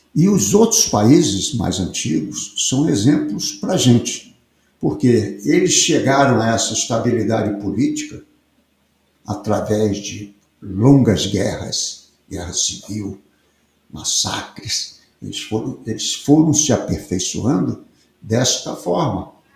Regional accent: Piauí, Brazil; Eu sou piauiense é, de origem

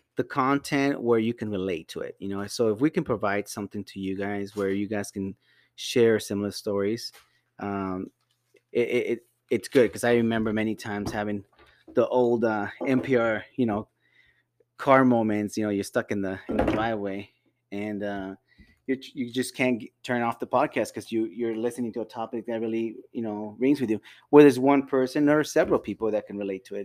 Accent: Las Vegas, Nevada, United States; also born or lived in Cuautla, Morelos, Mexico / California; I grew up in Vegas after, after high school.

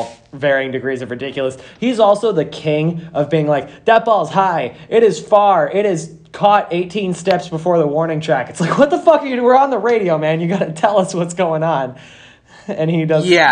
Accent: New York, United States; we're from New York

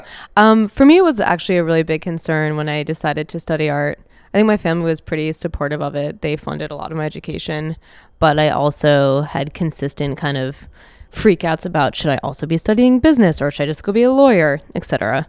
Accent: Long Island, New York, United States; I grew up on Long Island.

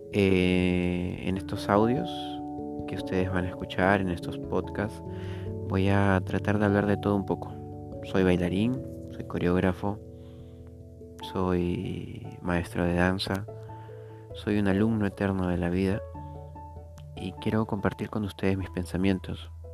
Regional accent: Peru; en mi país, en Perú, donde vivo

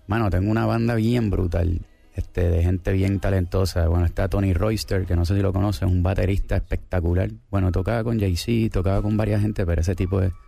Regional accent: Puerto Rico; also born or lived in Argentina; yo soy de Puerto Rico y ahora eh, es, mi país es Puerto Rico y mi familia está allá y yo vivo allá

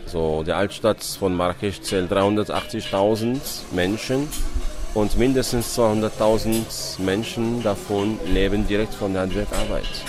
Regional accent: Morocco; Bei uns in Marokko

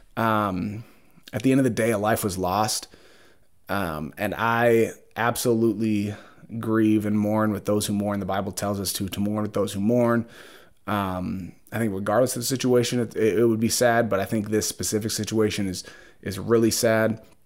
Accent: Brooklyn Park, Minnesota, United States; I grew up in Brooklyn Park, Brooklyn Center

